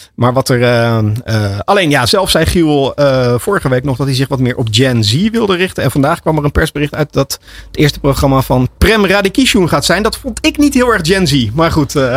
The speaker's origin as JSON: {"language": "Dutch", "country": "Netherlands", "said": "voor ons als Nederlanders"}